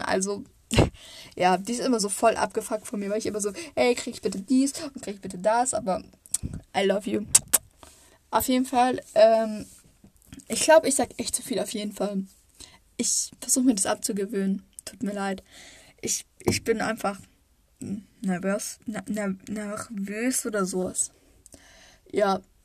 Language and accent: German; Baden-Württemberg, Germany; ich komme aus Baden-Württemberg. Also, ich wohne nicht weit, also naja, es ist nicht weit weg? So eine Stunde von Freiburg oder Baden-Baden oder Karlsruhe